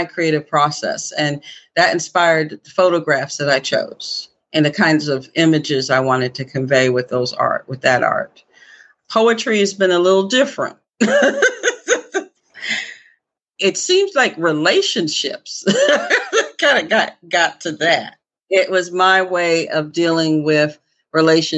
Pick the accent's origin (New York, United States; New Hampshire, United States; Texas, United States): New York, United States; near Syracuse, upstate; also born or lived in Philadelphia, Pennsylvania; I was born in Philadelphia, but I was raised primarily in upstate New York, near Syracuse, New York